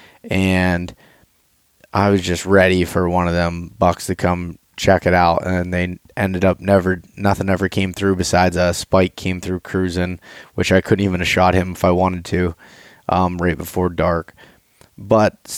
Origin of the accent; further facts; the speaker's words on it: Appalachian region of Pennsylvania, United States; But we grew up in Pennsylvania. We grew up in the Appalachian region of Pennsylvania